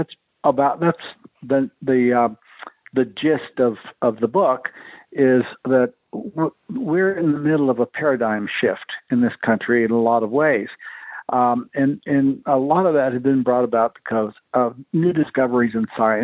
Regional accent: El Paso, Texas, United States; my hometown

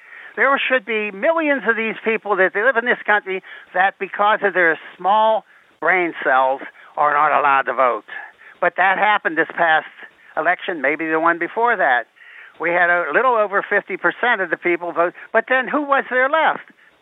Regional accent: Pittsburgh, Pennsylvania, United States; moved away; Pittsburgh, Pennsylvania, sir.

